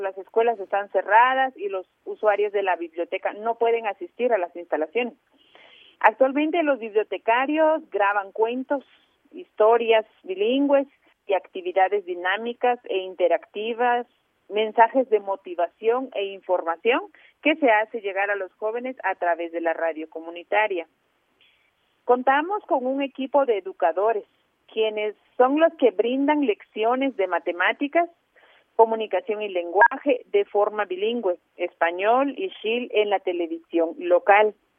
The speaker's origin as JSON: {"language": "Spanish", "town": "Chajul", "region": "Quiché", "country": "Guatemala", "tie": "born or raised there", "said": "yo soy de la comunidad Ixil, yo nací en Chajul"}